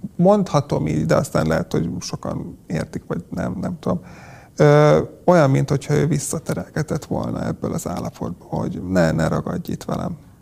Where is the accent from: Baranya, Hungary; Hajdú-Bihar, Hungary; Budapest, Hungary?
Hajdú-Bihar, Hungary; Polgár; én polgáról származom